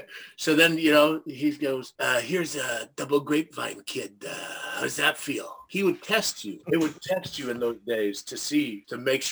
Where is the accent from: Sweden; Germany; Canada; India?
Canada; I grew up in Canada